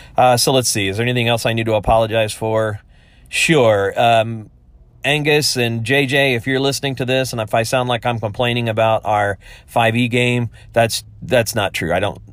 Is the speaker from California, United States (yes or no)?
no; upper Midwest, northern Indiana, United States; I was raised in the upper Midwest, kind of the northern half of Indiana. It's an area founded by primarily by Pennsylvania Dutch people.